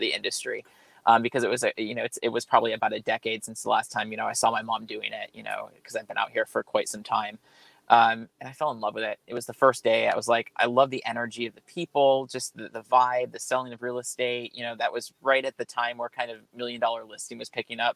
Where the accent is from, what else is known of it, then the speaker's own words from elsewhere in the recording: New York, United States; moved away as an adult; also born or lived in Sacramento, California; now in California, United States; I was born and raised in New York, so I'm a transplant here to California